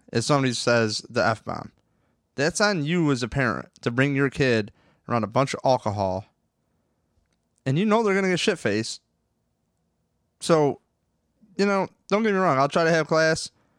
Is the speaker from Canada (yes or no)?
no; Rochester, New York, United States; I'm from Rochester